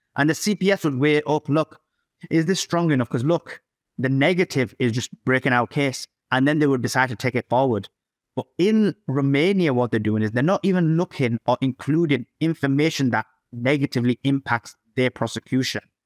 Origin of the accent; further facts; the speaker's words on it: Yorkshire and the Humber, United Kingdom; I'm from the United Kingdom, uh, Yorkshire